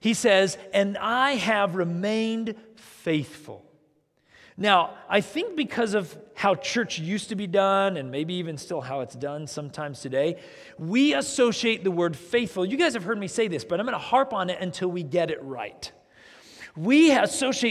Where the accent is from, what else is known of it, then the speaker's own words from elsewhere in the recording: United States; as Americans